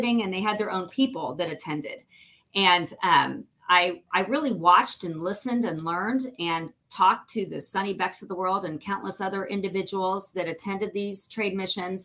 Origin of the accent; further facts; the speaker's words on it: Indianapolis, Indiana, United States; also born or lived in Noblesville, Indiana / Carmel, Indiana; I grew up in Noblesville, Carmel, and Indianapolis.